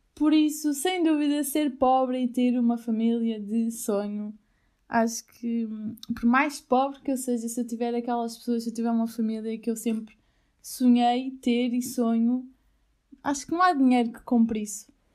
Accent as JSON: {"language": "Portuguese", "town": "Albufeira", "region": "Algarve", "country": "Portugal", "tie": "born or raised there", "also_born_or_lived": "Aveiro", "moved": "as an adult", "said": "Albufeira, para mim, eh, tem um lugar, ó, primeiro de tudo é a minha casa, foi onde eu nasci"}